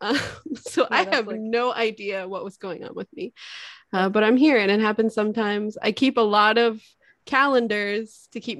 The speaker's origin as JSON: {"language": "English", "region": "Northeast", "country": "United States", "said": "Colloquially, I would call them carriages because I'm from the Northeast"}